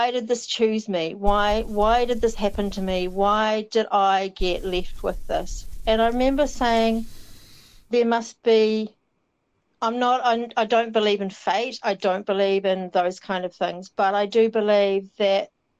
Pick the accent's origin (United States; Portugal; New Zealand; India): New Zealand; South Island; moved away; growing up in the South Island